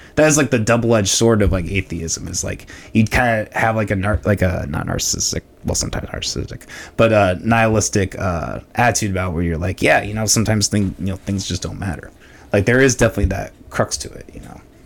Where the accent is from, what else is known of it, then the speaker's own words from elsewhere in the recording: Orange City, Iowa, United States; also born or lived in Des Moines, Iowa; I grew up in Orange City